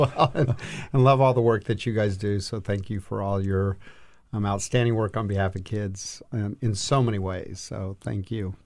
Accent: El Paso, Texas, United States; moved away as an adult; now in Washington, D.C., United States; I grew up in El Paso, Texas, and worked in state government

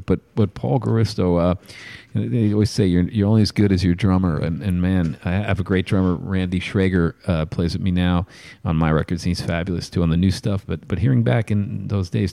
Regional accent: New York, United States; being a New Yorker

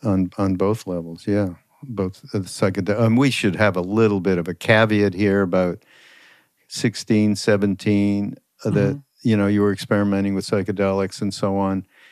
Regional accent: Montreal, Quebec, Canada; And I am an expert around bagels because I'm from Montreal.

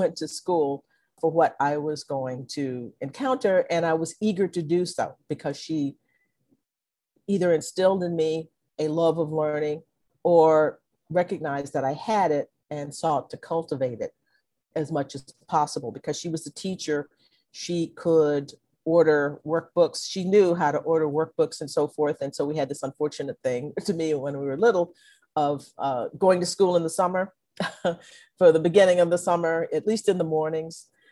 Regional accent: Conroe, Texas, United States; also born or lived in Livingston, Texas; my parents moved to Conroe, Texas, where I grew up

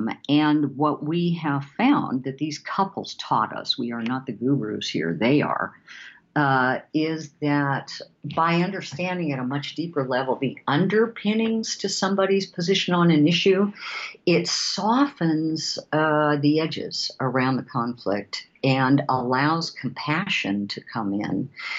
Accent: Seattle, Washington, United States; And because we're from Seattle, we would call that the Starbucks model.

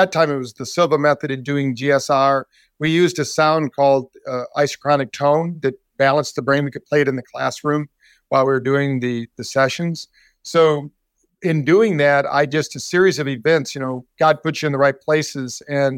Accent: Scottsdale, Arizona, United States; And a situation happened that they were stranded in my hometown of Scottsdale, Arizona.

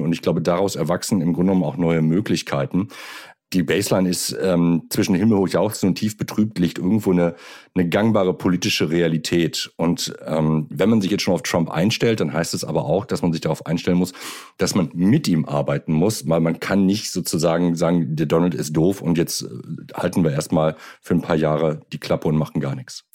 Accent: Germany; wir uns jetzt als Deutsche

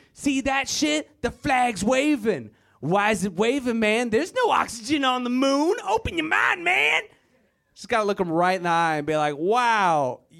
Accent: Virginia, United States; moved away as an adult; I am originally from Virginia, white power. It's a it's a terrible place full of terrible people. I'm glad I left, but I got to go back.

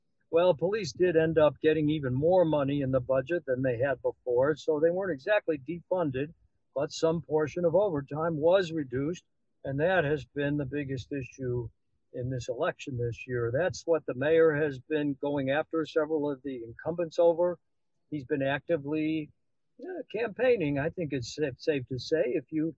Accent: Chicago, Illinois, United States; now in Dallas, United States; We grew up there

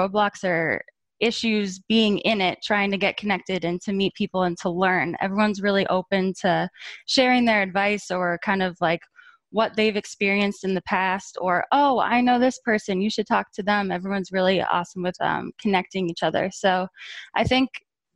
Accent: Boston, Massachusetts, United States; I'm from Boston. I grew up here

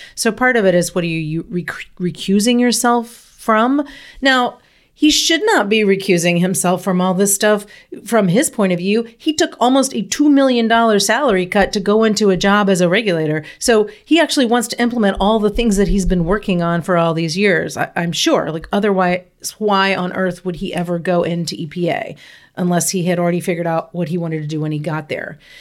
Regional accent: United States; I'm from Lynch Park. It's right down the road

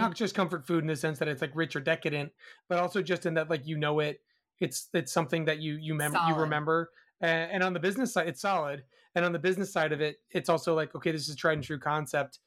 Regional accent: Massachusetts, United States; moved away; where I grew up in Massachusetts

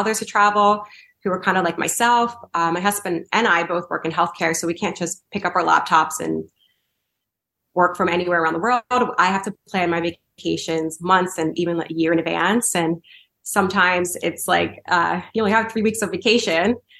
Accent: outside of Philadelphia, Pennsylvania, United States; moved away as an adult; also born or lived in Santa Monica, California / Bay Area, California; now in San Francisco Bay Area, United States; I grew up outside of Philly. We moved to California about 7 years ago

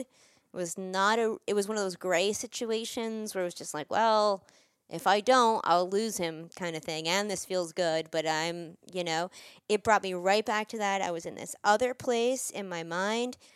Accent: New York, United States; I'm from New York

